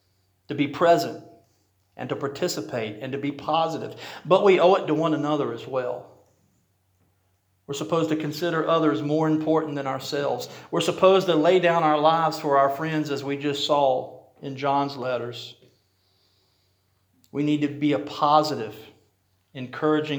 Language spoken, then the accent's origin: English; Rocky Mount, United States; The church I grew up in Rocky Mount